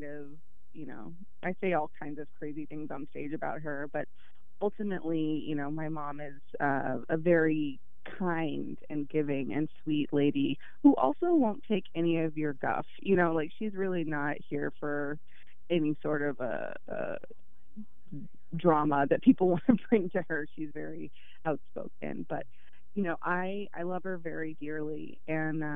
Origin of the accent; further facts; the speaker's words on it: Dallas, Texas, United States; moved away; growing up in Dallas